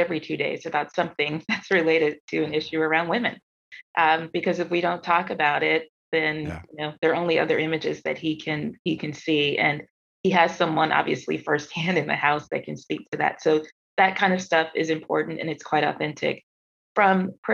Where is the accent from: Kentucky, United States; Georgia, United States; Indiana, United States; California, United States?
Georgia, United States; Atlanta; growing up in Atlanta, growing up in the South